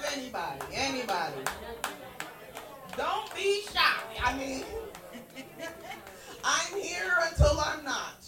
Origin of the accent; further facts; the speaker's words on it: New York, United States; I got to see the diversity that I missed about my hometown